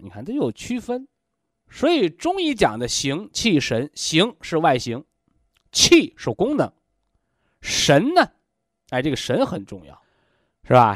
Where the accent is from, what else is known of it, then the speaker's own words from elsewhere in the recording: China; 我们身为中国人